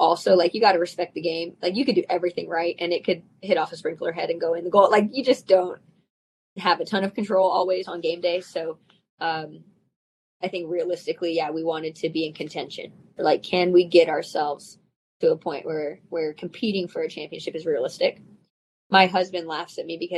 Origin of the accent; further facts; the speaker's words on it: the Bay Area, California, United States; moved away as an adult; now in Los Angeles, United States; I'm from the Bay Area